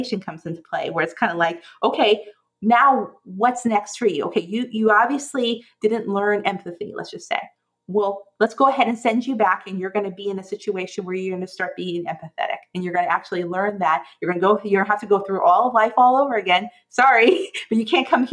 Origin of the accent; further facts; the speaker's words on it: Oklahoma, United States; this was a Southern Baptist thing that they talked about when I, growing up in Oklahoma